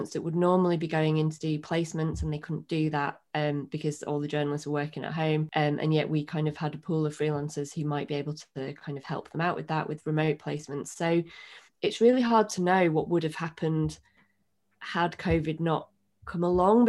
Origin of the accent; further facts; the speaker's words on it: Bradford, Yorkshire and the Humber, United Kingdom; also born or lived in Sheffield / London; I'm from Bradford originally, and I went to university in Sheffield